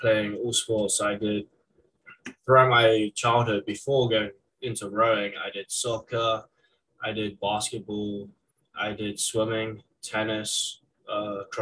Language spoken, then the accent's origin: English; England, United Kingdom; moved away as an adult; now in Syracuse, United States; growing up in England